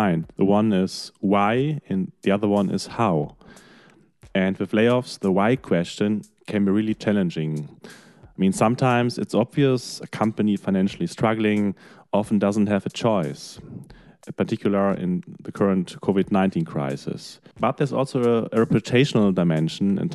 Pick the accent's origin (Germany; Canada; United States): Germany; my home country, in Germany